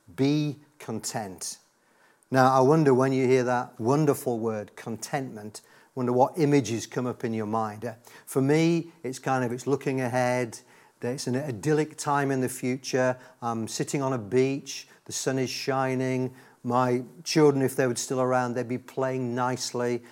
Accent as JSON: {"language": "English", "region": "Yorkshire and the Humber", "country": "United Kingdom", "tie": "born or raised there", "said": "I was raised in God's own county of Yorkshire"}